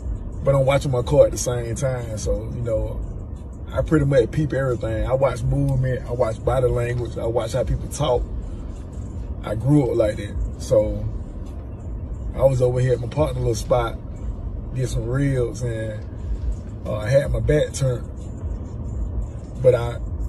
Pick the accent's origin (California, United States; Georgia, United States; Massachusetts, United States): Georgia, United States; Macon; I'm from Macon. From Macon, Georgia. From the west side of Macon